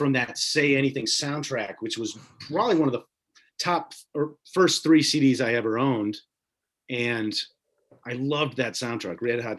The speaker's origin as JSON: {"language": "English", "region": "Indiana", "country": "United States", "tie": "born or raised there", "said": "but I grew up in Indiana."}